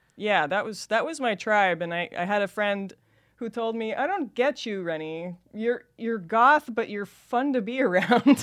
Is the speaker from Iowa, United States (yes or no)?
no; Los Angeles, California, United States; accent: Californian valley girl; I grew up in Van Nuys